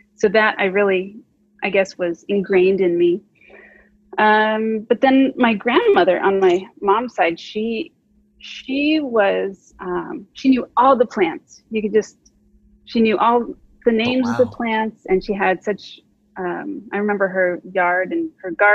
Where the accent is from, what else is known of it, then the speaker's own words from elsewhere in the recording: Phoenix, Arizona, United States; now in California, United States; I grew up in Phoenix, Arizona.